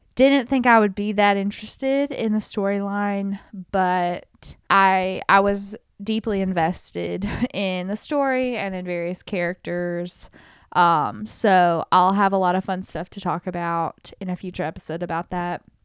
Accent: United States; as an American

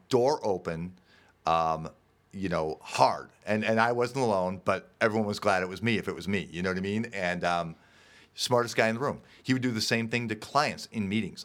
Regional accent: Park Ridge, Illinois, United States; I grew up in Park Ridge, Illinois here

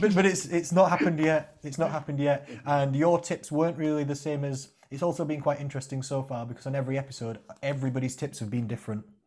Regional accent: Rotherham, Yorkshire and the Humber, United Kingdom; I'm from Rotherham

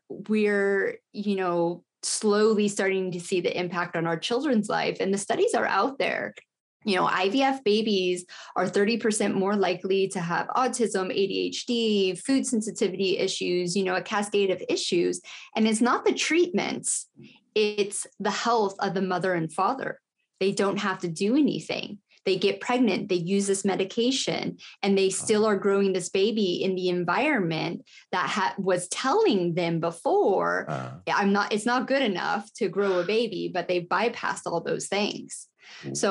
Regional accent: United States; also born or lived in United Kingdom; I'm American. I live in America

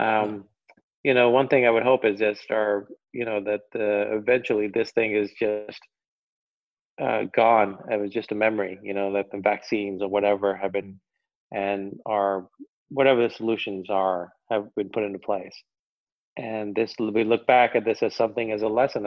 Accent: United States; I'll speak as an American

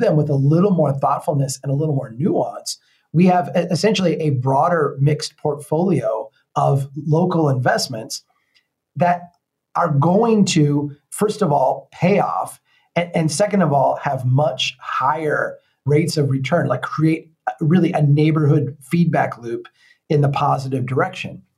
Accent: Brainerd, Minnesota, United States; my hometown here, Brainerd

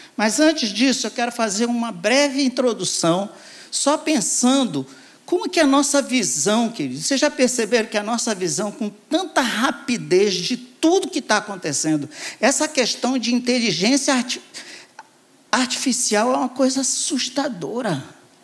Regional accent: Pará, Brazil; Pará, que eu nasci no Pará

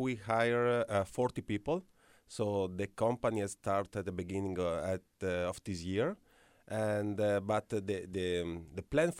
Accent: Italy; English is a second language; moved away as an adult; also born or lived in Mexico; now in Muncie, United States; I am coming from Italy, but I have spent my last 8 years in Mexico. So I speak Italian, Spanish, and a little English.

